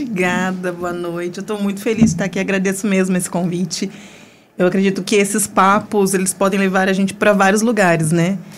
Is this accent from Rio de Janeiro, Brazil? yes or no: no; Pouso Alegre, Minas Gerais, Brazil; eu nasci em Pouso Alegre. A gente morava num bairro do centro